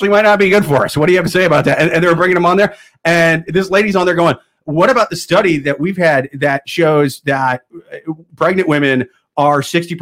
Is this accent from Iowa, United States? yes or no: yes; Iowa, United States; moved away; I'm from Iowa originally